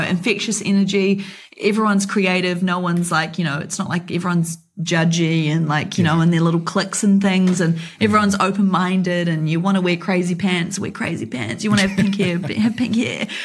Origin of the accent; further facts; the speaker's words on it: New Zealand; me being a New Zealander